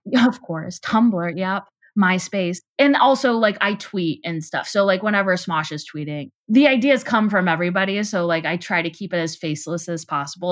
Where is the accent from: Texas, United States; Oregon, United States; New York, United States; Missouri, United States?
Texas, United States; Houston; moved away; also born or lived in Chicago; I'm Jewish and I grew up in Texas